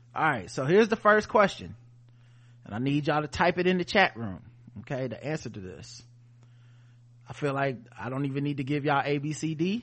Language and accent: English; the South, United States; We're from the South